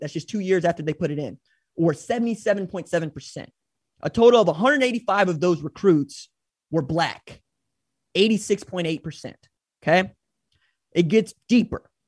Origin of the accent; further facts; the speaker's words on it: Tulsa, Oklahoma, United States; my hometown where I live, which is Tulsa